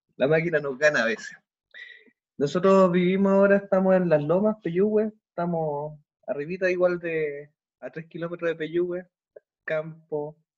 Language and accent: Spanish; Temuco, Araucanía, Chile; moved away; soy oriundo de Temuco